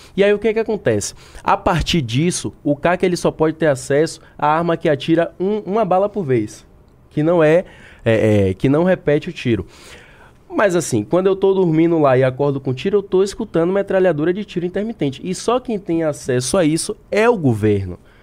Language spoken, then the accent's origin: Portuguese; Bahia, Brazil; eu sou da Bahia